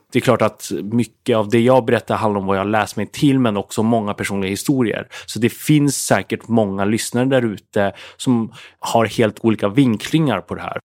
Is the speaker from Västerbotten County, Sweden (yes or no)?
yes; Umeå, Västerbotten County, Sweden; jag växte upp i Umeå